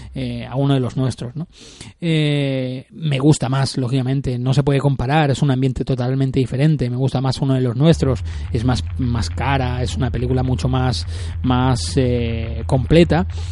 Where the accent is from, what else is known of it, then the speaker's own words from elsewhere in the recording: Spain; de mi pueblo eh, natal, ¿no? En Sarañola